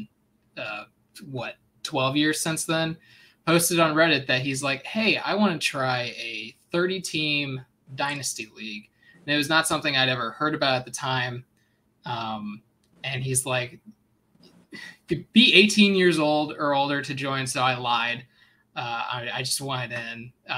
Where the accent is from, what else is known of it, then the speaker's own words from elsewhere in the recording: St. Louis, Missouri, United States; born and raised in St. Louis